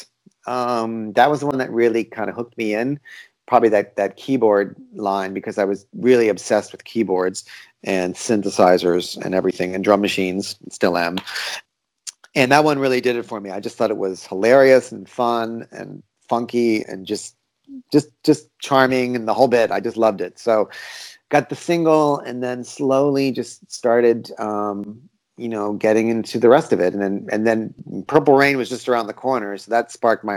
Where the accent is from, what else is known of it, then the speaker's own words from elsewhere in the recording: Washington, District of Columbia, United States; moved away as an adult; now in Berlin, Germany; I'm originally from the Washington, D.C. area